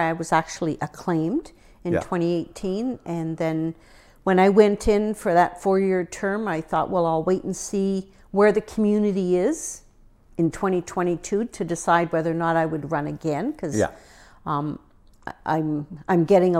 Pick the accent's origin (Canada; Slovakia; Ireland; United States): Canada; Ontario; also born or lived in Manitoba; I grew up in Northern Ontario.